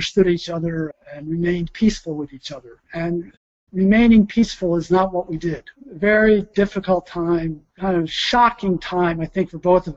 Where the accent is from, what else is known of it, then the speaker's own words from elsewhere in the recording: Troy, New York, United States; moved away; my hometown, which was in Troy, New York, right near Albany